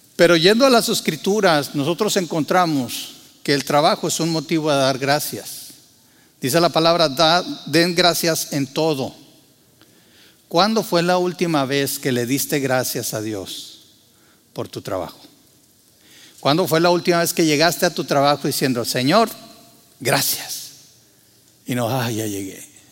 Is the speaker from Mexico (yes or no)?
yes; Mexico; moved away as an adult; en México y en el lugar donde yo nací así era